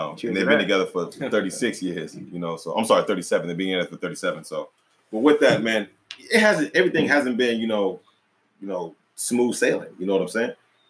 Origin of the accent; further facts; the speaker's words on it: North Carolina, United States; one came from Alaska, you know, I came from North Carolina